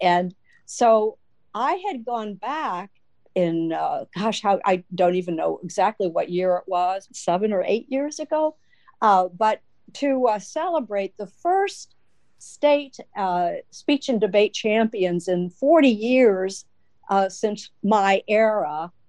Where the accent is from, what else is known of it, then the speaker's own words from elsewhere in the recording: Midwest, United States; I, being a Midwesterner